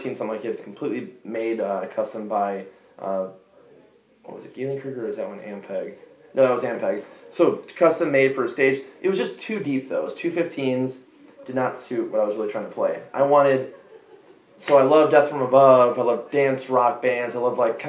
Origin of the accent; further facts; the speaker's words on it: Chicago, Illinois, United States; moved away; also born or lived in Arizona; we're from Chicago